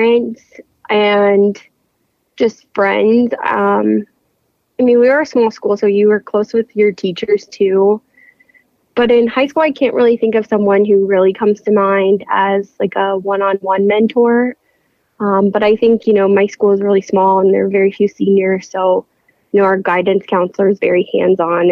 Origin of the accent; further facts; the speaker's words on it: Sheridan, Indiana, United States; moved away as an adult; now in Ohio, United States; I am from a small town in Indiana, Sheridan, Indiana. And I went to Sheridan High School.